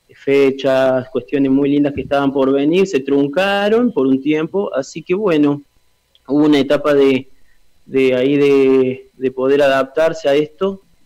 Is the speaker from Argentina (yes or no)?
yes; Villa Mercedes, San Luis, Argentina; En Villa Mercedes, acá en mi origen, acá en mi tierra